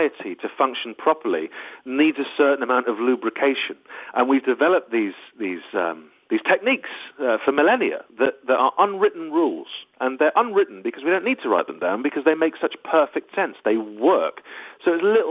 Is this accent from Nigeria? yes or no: no; United Kingdom; also born or lived in Los Angeles, United States; I am very British.